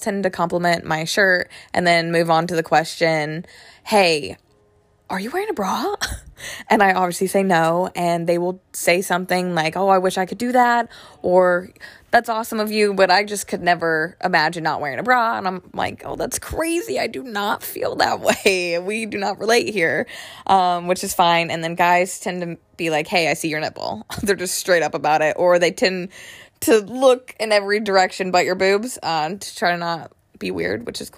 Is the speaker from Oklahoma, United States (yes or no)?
no; Hickory, North Carolina, United States; I'm from Hickory, North Carolina.